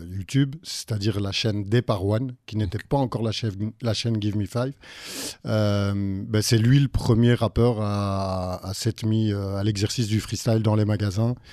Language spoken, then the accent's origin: French; Brussels, Brussels-Capital Region, Belgium; Bruxellois pure souche. Pure Mais mon père est français.